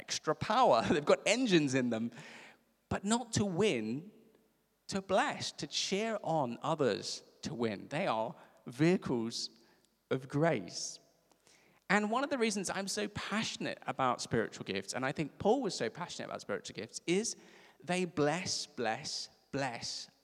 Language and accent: English; South Africa; I'm from South Africa.